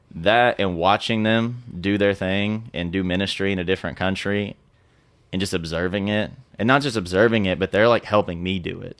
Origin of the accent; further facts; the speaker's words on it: Fort Smith, Arkansas, United States; we grew up in Fort Smith, Arkansas together